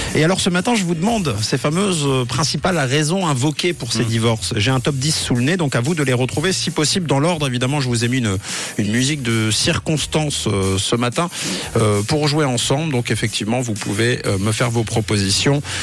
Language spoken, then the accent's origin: French; Switzerland; chez nous en Suisse